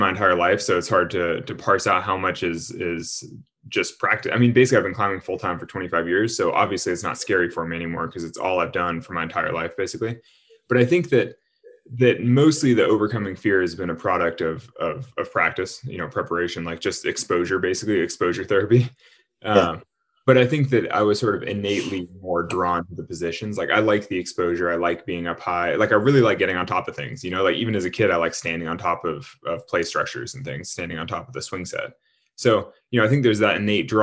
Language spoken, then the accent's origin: English; Sacramento, California, United States; where I grew up in Sacramento